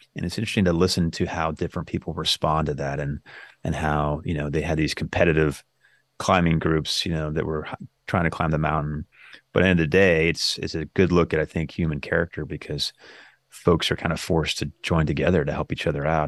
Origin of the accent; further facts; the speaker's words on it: Northern California, United States; moved away; I grew up in Northern California